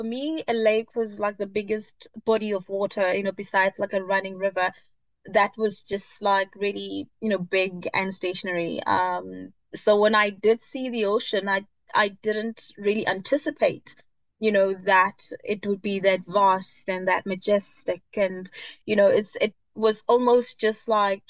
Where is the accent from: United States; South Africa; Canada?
South Africa; Johannesburg, Gauteng; I am born and bred in South Africa, Johannesburg